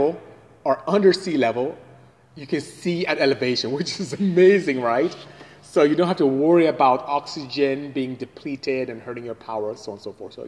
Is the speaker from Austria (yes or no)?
no; Nigeria; moved away; I'm Nigerian, so from West Africa indeed. That's where I'm from originally